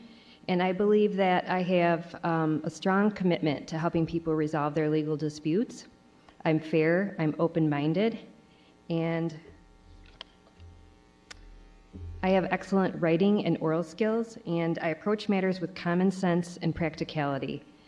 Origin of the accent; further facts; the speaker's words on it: Kalamazoo County, Michigan, United States; I am a native of Kalamazoo County. I was born and raised in Kalamazoo County, lived here all my life, married for 30 years to my husband, and raised two children here, went to WMU.